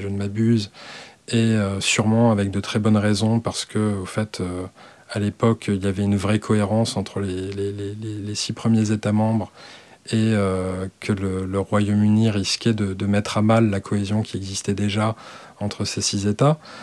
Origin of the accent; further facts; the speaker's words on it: Alsace, Grand Est, France; je suis alsacien